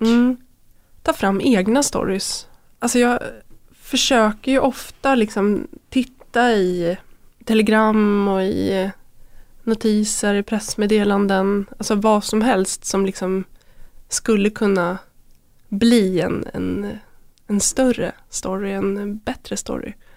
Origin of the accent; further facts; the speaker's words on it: Köping, Västmanland, Sweden; Jag växte upp i Köping